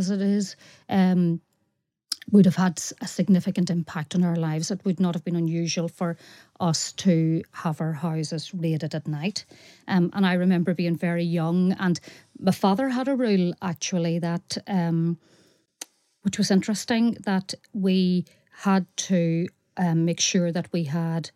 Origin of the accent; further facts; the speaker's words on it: Carrickmore, Northern Ireland, United Kingdom; I come from Carrickmore and it is 100% a Republican area